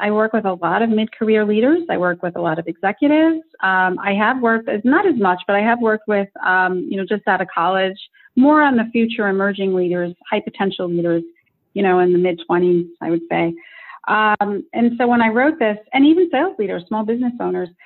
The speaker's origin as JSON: {"language": "English", "country": "United States", "tie": "born or raised there", "said": "I was born in America"}